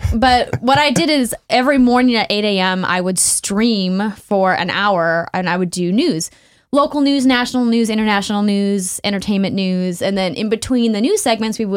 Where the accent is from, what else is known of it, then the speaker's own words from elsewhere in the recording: Fargo, North Dakota, United States; moved away; So I come from Fargo, North Dakota. That's where I'm from originally.